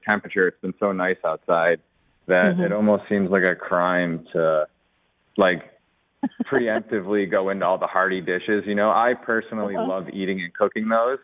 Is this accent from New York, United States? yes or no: yes; Buffalo, New York, United States; also born or lived in Chicago; now in New Orleans, United States; I'm originally from Buffalo, New York